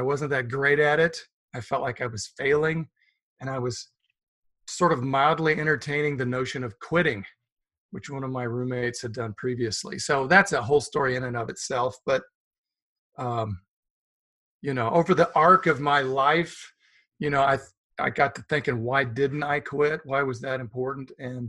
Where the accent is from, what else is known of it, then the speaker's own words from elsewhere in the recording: Wichita, Kansas, United States; also born or lived in Hattiesburg, Mississippi; I was born in Hattiesburg, Mississippi. And now let's not go that far back. I grew up in Wichita.